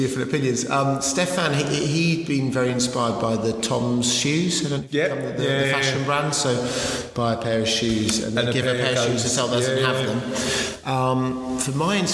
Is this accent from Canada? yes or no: no; United Kingdom; you arrive as a British teenager